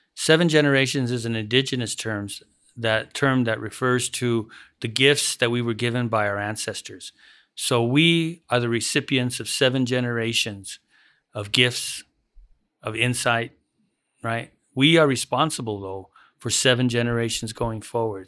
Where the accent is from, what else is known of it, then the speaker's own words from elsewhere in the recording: United States; When I was a kid, I grew up in the Aurora neighborhood.